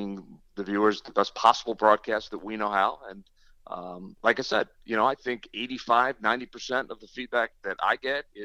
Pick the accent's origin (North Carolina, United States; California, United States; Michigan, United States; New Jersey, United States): New Jersey, United States; I grew up a kid in South Jersey